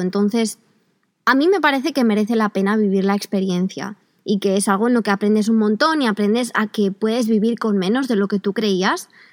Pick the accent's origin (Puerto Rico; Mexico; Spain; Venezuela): Spain; son españoles y españolas como yo